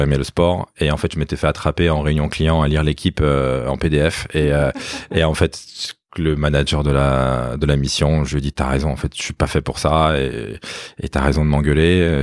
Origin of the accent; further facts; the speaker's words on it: Limeil-Brévannes, Île-de-France, France; en banlieue parisienne, euh, à limeil brévan exactement, une petite ville coincée entre Boissy-Saint-Léger, la ligne A, et Villeneuve-Saint-Georges, la ligne D